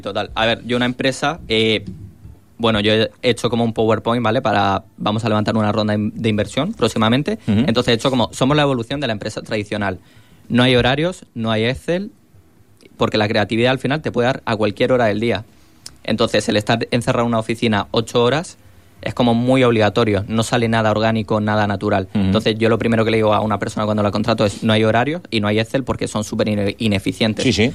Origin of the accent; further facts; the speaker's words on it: Fuerteventura, Canary Islands, Spain; moved away as an adult; also born or lived in Madrid; soy de aquí de Fuerteventura, me crié aquí, pero es verdad que ahí me he desarrollado empresarialmente en Madrid.